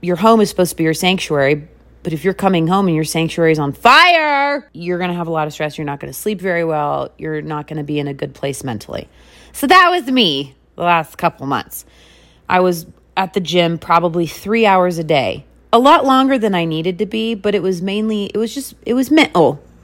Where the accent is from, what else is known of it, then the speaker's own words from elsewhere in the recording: West Coast, United States; also born or lived in Wisconsin / Las Vegas, Nevada; now in Salt Lake City, United States; I grew up on the West Coast